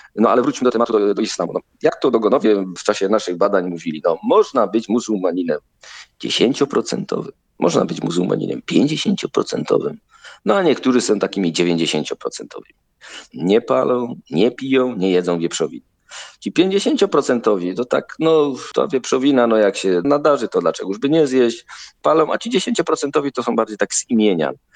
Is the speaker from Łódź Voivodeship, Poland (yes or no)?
no; Silesian Voivodeship, Poland; ja jestem ze Śląska, no więc ta Śląszczyzna ze mnie zawsze wychodzi.